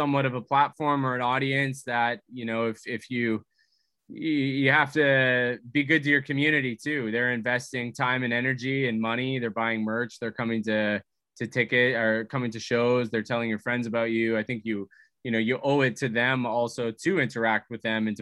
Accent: Vancouver, British Columbia, Canada; we're from Vancouver

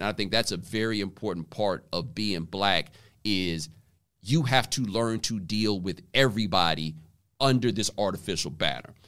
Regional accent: Houston, Texas, United States; also born or lived in Waller, Texas; I grew up in Houston

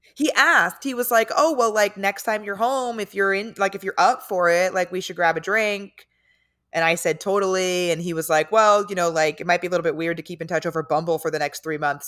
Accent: San Diego, California, United States; now in Los Angeles, United States; I'm from San Diego

